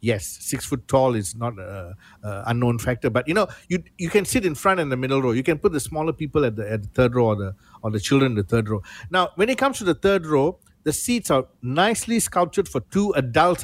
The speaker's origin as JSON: {"language": "English", "country": "Malaysia", "said": "I'm Malaysian."}